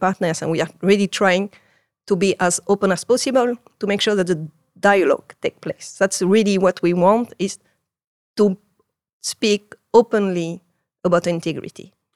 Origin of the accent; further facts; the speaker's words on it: Marseille, Provence-Alpes-Côte d'Azur, France; English is a second language; moved away as an adult; now in Netherlands; I grew up in Marseille.